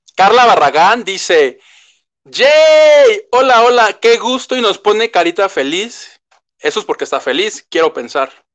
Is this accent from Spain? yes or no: no; Mexico; como buen mexicano, y le digo que yo soy de esos